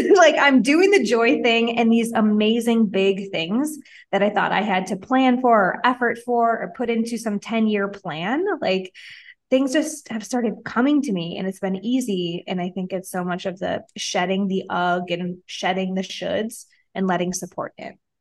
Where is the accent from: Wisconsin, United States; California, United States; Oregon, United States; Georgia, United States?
Wisconsin, United States; moved away as an adult; now in Mexico; I'm from Wisconsin